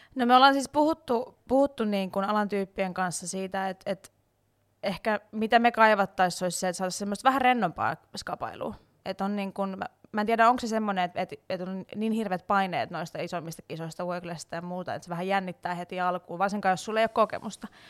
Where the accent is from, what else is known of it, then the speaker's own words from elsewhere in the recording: Salo, Southwest Finland, Finland; moved away as an adult; also born or lived in Turku / Tampere; now in Helsinki, Finland; mä on siis Salosta alun perin. Mä ihan varsinais-suomalainen niin sanotusti ja tota, siellä kasvanut ja syntynyt